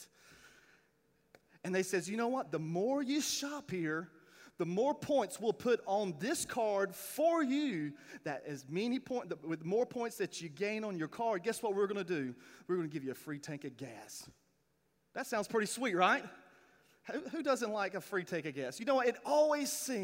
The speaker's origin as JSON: {"language": "English", "town": "Clinton", "region": "North Carolina", "country": "United States", "tie": "born or raised there", "moved": "yes", "said": "I am from a small town named Clinton, North Carolina"}